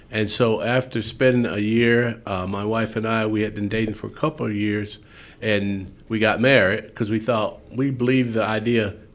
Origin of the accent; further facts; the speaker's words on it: Perry, Georgia, United States; moved away as an adult; now in Mountain Home, Idaho, United States; the town I grew up in, was Perry, Georgia.